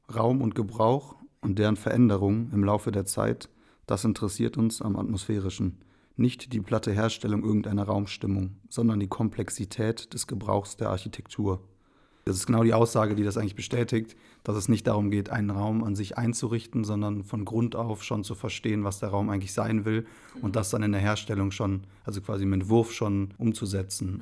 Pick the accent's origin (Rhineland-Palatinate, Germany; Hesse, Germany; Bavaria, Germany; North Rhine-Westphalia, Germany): North Rhine-Westphalia, Germany; Remscheid; moved away as an adult; also born or lived in Wipperfürth / Bonn; geboren bin ich eigentlich in Remscheid